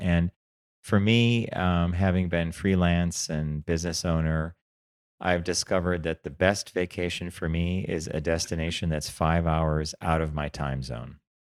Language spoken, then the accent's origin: English; Palm Springs, California, United States; I grew up in Palm Springs. Every year it's water. We're going to run out of water.